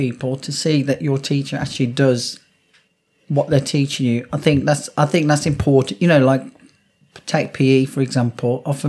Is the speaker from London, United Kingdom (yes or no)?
no; Wolverhampton, West Midlands, United Kingdom; So I'm from Wolverhampton.